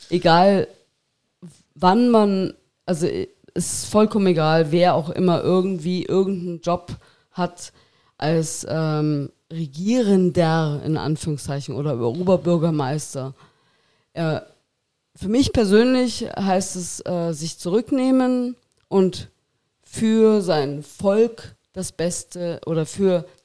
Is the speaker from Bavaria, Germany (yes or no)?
yes; Miesbach, Bavaria, Germany; Miesbach, ja, Aus ja. Miesbach, genau.